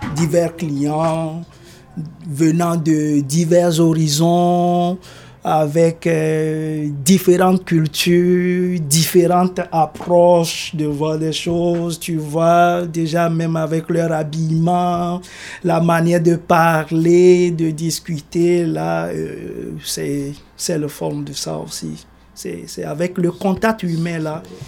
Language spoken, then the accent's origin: French; Togo; moved away as an adult; now in Canada; Je suis originaire du Togo, en Afrique de l'Ouest. Je suis arrivé euh, ici au Canada en décembre 2019 en tant qu'immigré